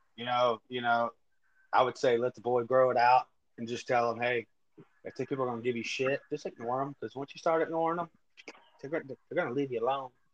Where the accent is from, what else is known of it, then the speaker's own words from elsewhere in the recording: West Texas, United States; moved away; That's my hometown. That's my home area.